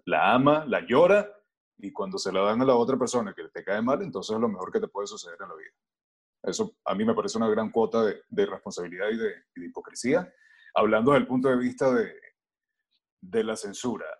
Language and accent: Spanish; Venezuela; uno como venezolano